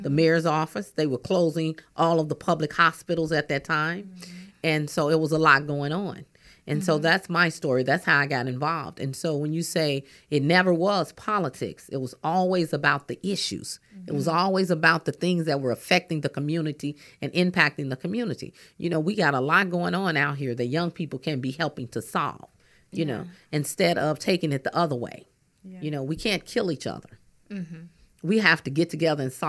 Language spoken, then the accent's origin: English; St. Louis, Missouri, United States; I grew up in North St. Louis.